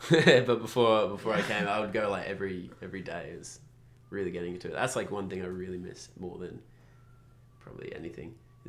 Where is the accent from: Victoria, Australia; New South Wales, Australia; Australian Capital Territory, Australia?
Australian Capital Territory, Australia; Canberra; moved away; also born or lived in Vanuatu / Bali / Sydney; Well, I studied in Sydney, but I grew up in Canberra.